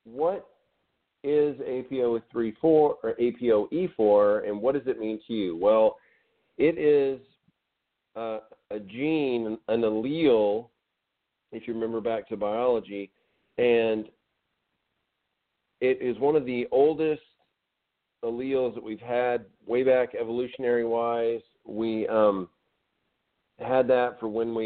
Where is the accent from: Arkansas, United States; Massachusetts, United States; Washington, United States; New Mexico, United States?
Arkansas, United States; I'm from Arkansas, so we played barefoot